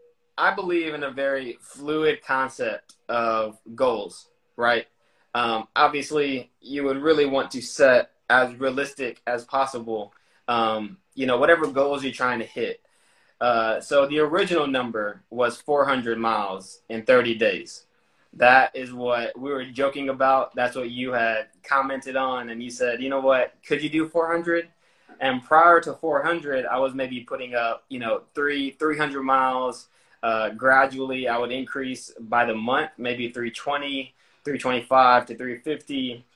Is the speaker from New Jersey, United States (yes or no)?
no; Houston, Texas, United States; also born or lived in San Diego, United States / Japan; So I was born in San Diego, California. When I was two and a half, we relocated to Japan. I spent 3 years overseas in Japan. When I was five, we moved back to the U.S., where I mostly grew up in Houston, Texas.